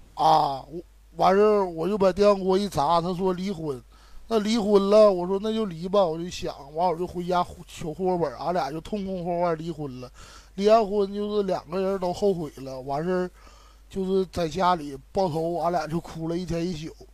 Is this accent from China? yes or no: yes; Shenyang, Liaoning, China; 我是沈阳的